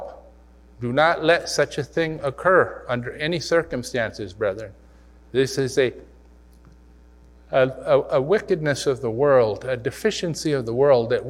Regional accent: Missouri, United States; I was from Missouri

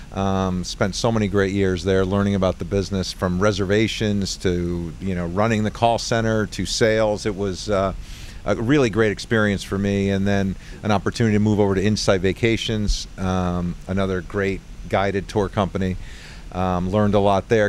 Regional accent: Long Island Sound area, Connecticut, United States; I grew up in the Long Island Sound area

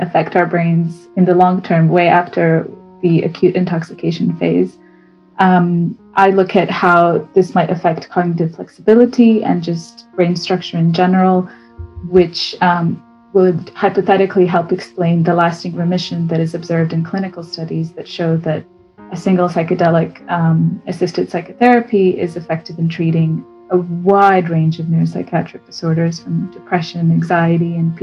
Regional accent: Bosnia & Herzegovina; moved away as an adult; also born or lived in Abu Dhabi / London; now in Oxford, United Kingdom; So I'm originally from Bosnia and Herzegovina. I grew up there until I was about 18.

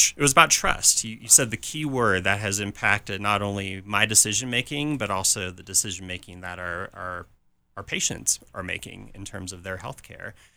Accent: California, United States; moved away as an adult; also born or lived in Saint Louis, Missouri / Birmingham, Alabama / Tulsa, Oklahoma; I grew up in California

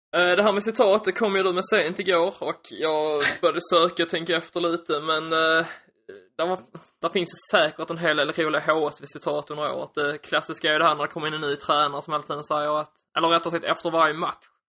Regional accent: Skåne, Sweden; accent: Skånska; jag hoppas att ni står ut med min skånska

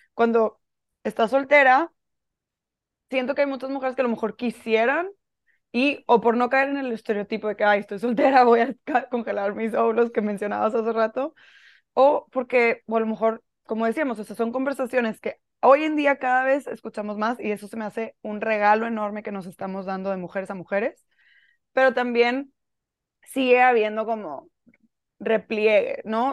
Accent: Monterrey, Nuevo León, Mexico; yo soy de Monterrey, aquí vivo ahorita

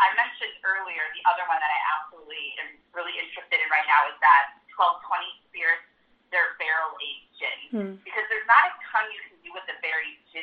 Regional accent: Minnesota, United States; now in St. Louis, United States; my home state of Minnesota

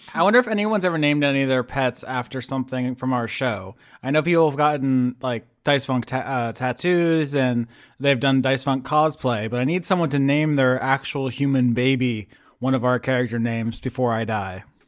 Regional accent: the South, United States; as an American from the South

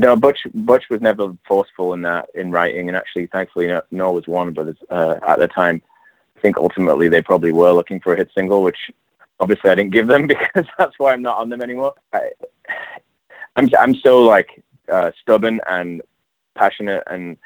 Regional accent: England, United Kingdom; moved away as an adult; also born or lived in London / New York; now in Los Angeles, United States; I'm from England.

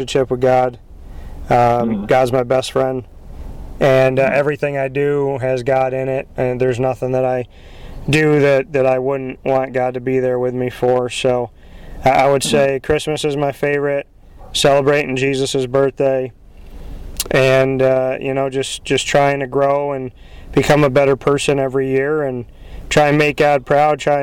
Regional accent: Syracuse, New York, United States; Syracuse, born and raised in Syracuse. I live probably 11 minutes from the dome

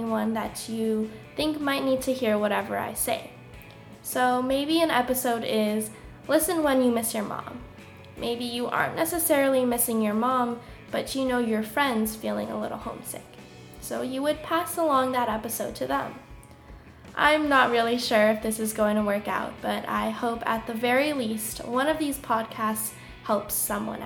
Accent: California, United States; moved away as an adult; now in Baltimore, United States; I grew up in California

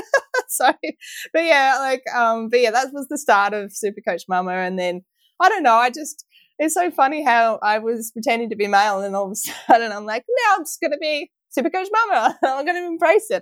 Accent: Victoria, Australia; felt more like a Victorian than Australian than ever

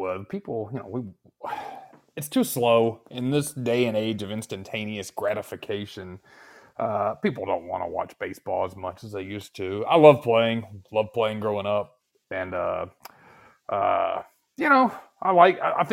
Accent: the South, United States; growing up in the South

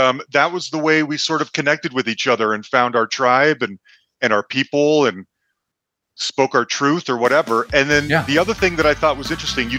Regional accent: Salt Lake City, Utah, United States; now in Denver, United States; I live in Denver. I'm originally from Salt Lake City.

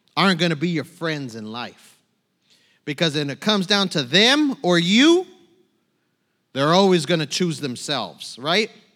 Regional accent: San Bernardino, California, United States; moved away as an adult; also born or lived in Tucson, Arizona; now in New Braunfels, United States; I, I was born in Tucson. I was raised in San Bernardino, California

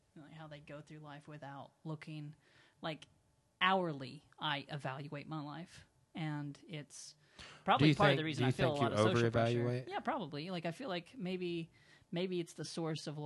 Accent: United States; I'm American

